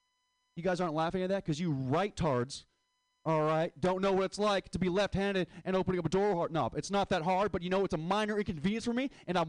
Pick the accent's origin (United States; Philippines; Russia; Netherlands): Philippines; And it goes back to the joke about saying how I hate being Filipino.